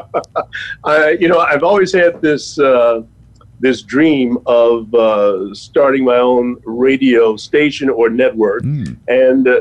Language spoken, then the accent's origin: English; Chicago, Illinois, United States; moved away as an adult; now in New York, United States; Yes, I grew up in Chicago. I was conceived in New Orleans, but I was born in Chicago. And I stayed in Chicago until I went to the Marine Corps